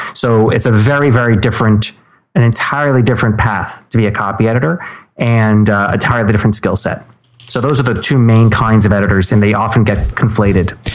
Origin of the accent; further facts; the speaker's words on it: New York City, New York, United States; I'm from right here in New York City. Grew up here